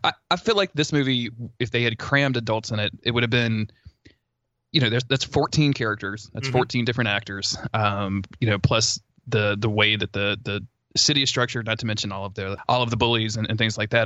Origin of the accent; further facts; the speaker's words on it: the South, United States; I grew up in the South